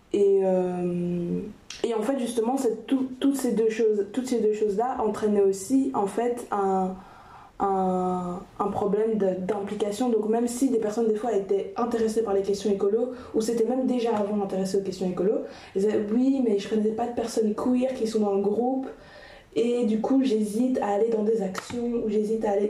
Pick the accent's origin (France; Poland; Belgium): Belgium; Brussels, Brussels-Capital Region; je suis bruxelloise, donc je suis plutôt, plutôt d'un milieu urbain